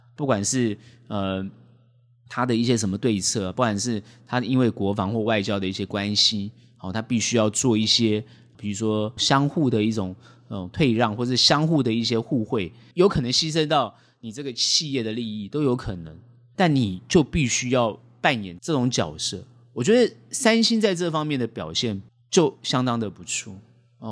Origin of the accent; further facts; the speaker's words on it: Taiwan; 我们台湾人当然觉得自己是一个国家